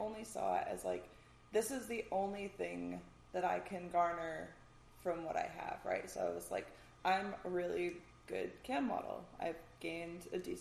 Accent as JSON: {"language": "English", "region": "Michigan", "country": "United States", "tie": "born or raised there", "also_born_or_lived": "San Diego / Washington", "moved": "yes", "said": "growing up in Michigan"}